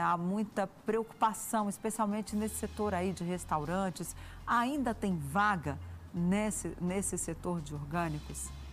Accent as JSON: {"language": "Portuguese", "region": "Rio Grande do Sul", "country": "Brazil", "tie": "born or raised there", "said": "Eu nasci no Rio Grande do Sul"}